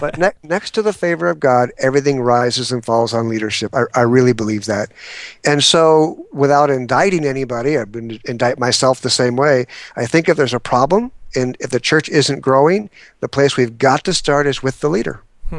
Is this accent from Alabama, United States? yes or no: no; San Diego, California, United States; now in Atlanta, United States; Well, I'm a transplant from San Diego, and I've been in Atlanta, Georgia now 17 years